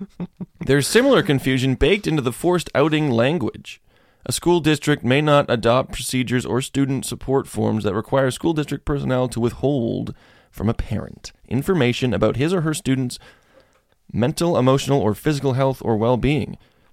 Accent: Florida, United States; I'm from Florida. I don't know how being gay works.

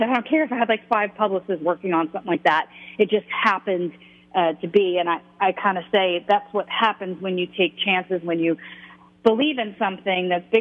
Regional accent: Long Island, New York, United States; I'm Italian. I'm Italian from Long Island

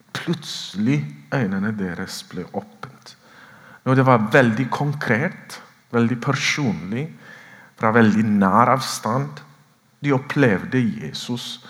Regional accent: Ethiopia; moved away as an adult; now in Oslo, Norway; født og vokst opp i Etiopia

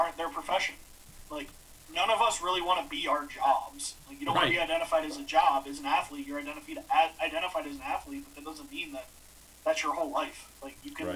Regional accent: Cleveland, Ohio, United States; moved away as an adult; also born or lived in Green Bay / Washington, D.C.; we're all from Cleveland.

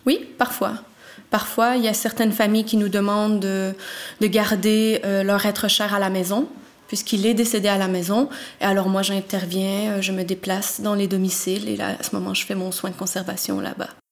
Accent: Montreal, Quebec, Canada; now in Belgium; j'ai trente-trois ans, je viens de Montréal et je suis thanatopractrice

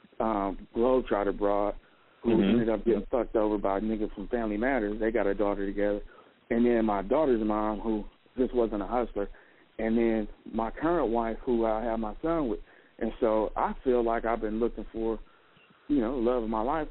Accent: Oakland, California, United States; now in Las Vegas, United States; I'm a nigga from Oakland.

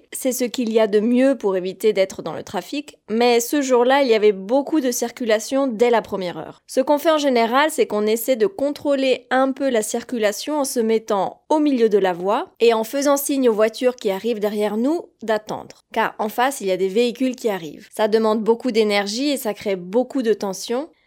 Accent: France; moved away; je suis française.

